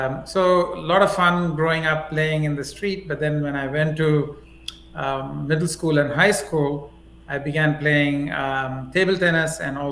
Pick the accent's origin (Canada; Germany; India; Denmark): India; Gujarat; born there; also born or lived in Chennai; That's why I was born in Gujarat, I guess, because we were in Gujarat. And my parents lived in Gujarat till for about a decade and moved to Madras, what is now called Chennai, early 60s.